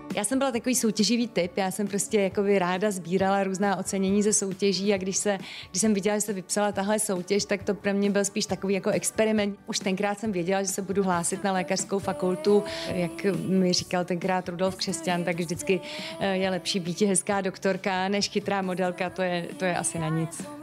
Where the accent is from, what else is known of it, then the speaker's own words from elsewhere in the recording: Prague, Czechia; also born or lived in Berlin, Germany; jsme oba Pražáci